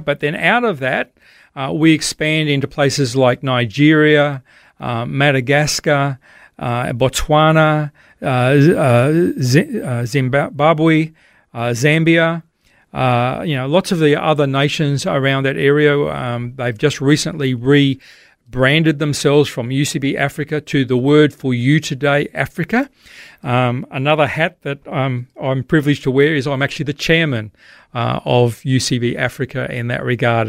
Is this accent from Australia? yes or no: yes; Queensland, Australia; I'd hardly ever seen any snow as an Aussie living in Queensland